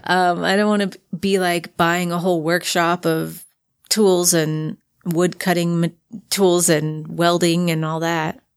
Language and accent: English; Frankfort, Kentucky, United States; moved away as an adult; also born or lived in southern Indiana; now in Utah, United States; moved to Frankfort, Kentucky, which is the capital city